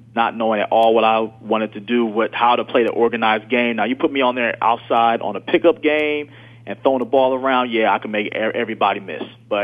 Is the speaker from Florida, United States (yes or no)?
no; Philadelphia, Pennsylvania, United States; I grew up in the southwest area of Philadelphia, right by the airport. I have family in Chester, Pennsylvania